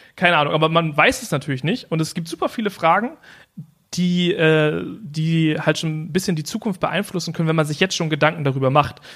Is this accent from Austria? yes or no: no; the German coast, Germany; meine Family, die kommt von der Küste. So, und äh, da, also zum Beispiel mein, mein Elternhaus ist äh, 0,5 Meter über Meeresspiegel